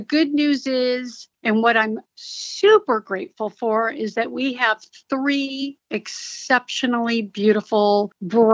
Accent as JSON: {"language": "English", "town": "Torrance", "region": "California", "country": "United States", "tie": "born or raised there", "also_born_or_lived": "Oakland, California / Hawthorne, California", "said": "they moved to Torrance, California when I was a year old. So really, I'm from the South Bay area"}